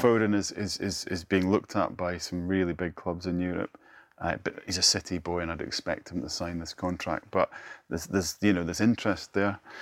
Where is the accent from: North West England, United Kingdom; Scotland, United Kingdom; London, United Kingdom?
Scotland, United Kingdom; northeast of; I grew up in the northeast of Scotland